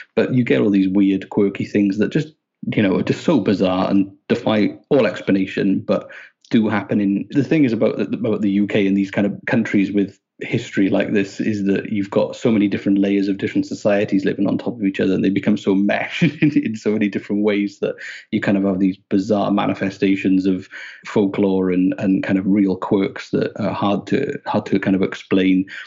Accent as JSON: {"language": "English", "region": "Wales", "country": "United Kingdom", "moved": "as an adult", "lives_now": "Nova Scotia, Canada", "said": "I'm Welsh"}